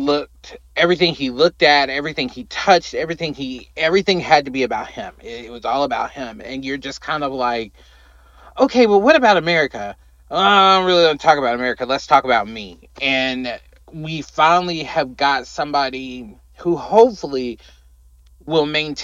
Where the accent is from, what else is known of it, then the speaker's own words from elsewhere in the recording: United States; we as American people